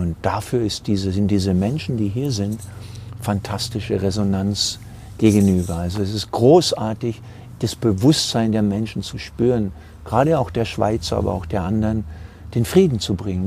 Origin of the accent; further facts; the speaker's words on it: Southern Germany, Germany; als Süddeutscher es ist ja hier die Ausläufer von Süddeutschland